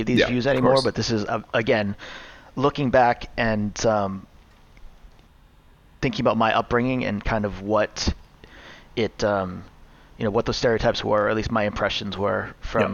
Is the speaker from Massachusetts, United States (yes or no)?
yes; outside of Boston, Massachusetts, United States; I grew up outside of Boston in the suburbs